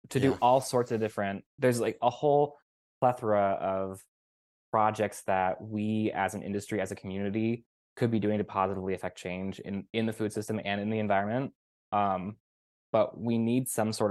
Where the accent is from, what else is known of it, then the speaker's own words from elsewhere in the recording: Sacramento, California, United States; moved away; I was just back in California a month or two ago, where I grew up in Sacramento